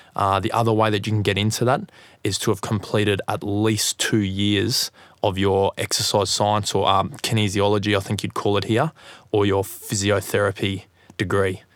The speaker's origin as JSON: {"language": "English", "town": "Gold Coast", "region": "Queensland", "country": "Australia", "said": "I'm from the Gold Coast in Australia"}